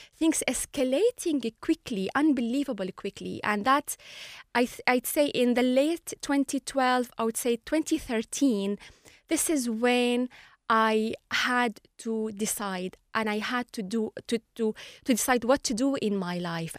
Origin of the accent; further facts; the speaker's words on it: Latakia, Latakia Governorate, Syria; moved away as an adult; now in Ireland; I was born in Latakia, um, a Mediterranean city near Turkish borders.